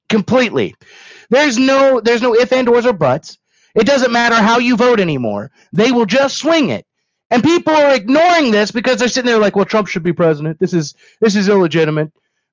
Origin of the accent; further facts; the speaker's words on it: Kentucky, United States; I'm from Kentucky